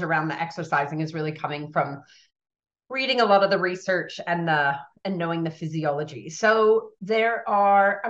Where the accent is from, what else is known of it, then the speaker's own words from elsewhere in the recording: United States; now in Australia; I'm American born